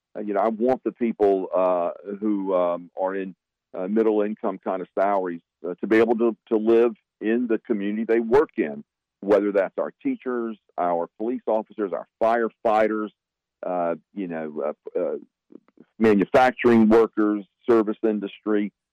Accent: Wilson, North Carolina, United States; moved away as an adult; now in Durham, United States; I grew up in Wilson, North Carolina

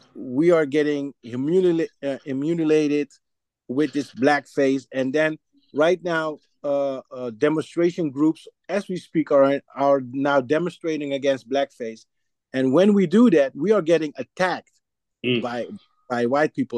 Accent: Suriname; now in Netherlands; I'm from Suriname

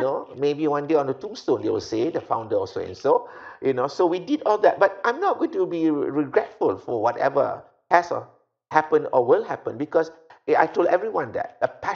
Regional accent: Malaysia; also born or lived in Hawaii; we grew up, you and I, we grew up in the British time, you know, and then we saw the independence and we saw how this country was created.

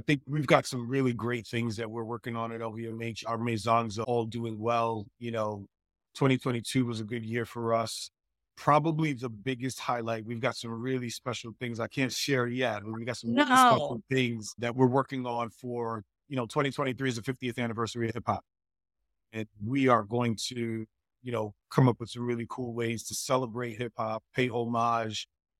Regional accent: Queens, New York, United States; I mean, I'm a New Yorker. I'm also from Queens.

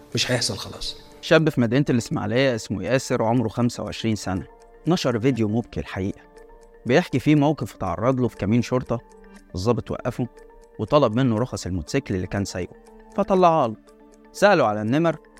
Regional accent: Egypt; احنا كمصريين

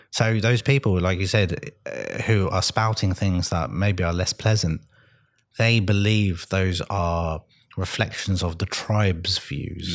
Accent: London, United Kingdom; moved away as an adult; I grew up in London in the 80s

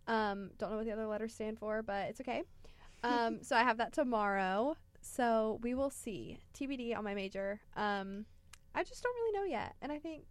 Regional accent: Magnolia Springs, Alabama, United States; I am from I'm from Magnolia Springs, Alabama, which is like all the way south near Gulf Shores, the beach.

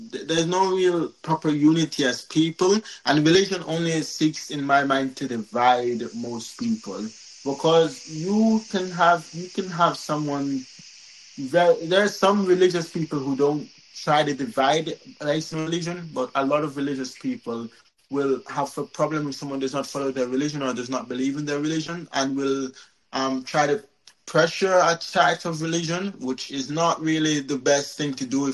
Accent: Jamaica; I'm from Jamaica.

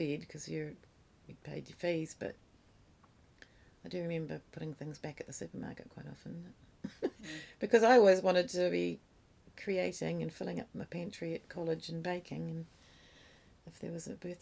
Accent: New Zealand; moved away as an adult; also born or lived in England; I left New Zealand with a youth group

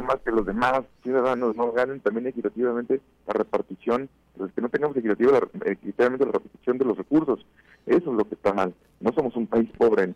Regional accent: Mexico; como mexicanos

